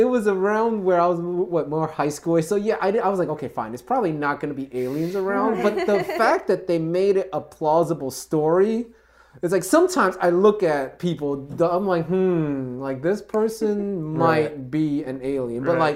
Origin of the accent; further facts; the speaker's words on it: New York City, New York, United States; I actually grew up in Jackson Heights and then I moved out here in Flushing.